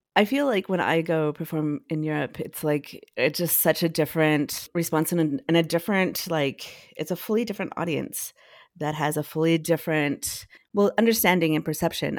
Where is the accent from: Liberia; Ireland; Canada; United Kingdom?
Canada; Edmonton, Alberta; moved away as an adult; now in Toronto, Canada; I grew up, uh, mostly in Edmonton, um, with my mom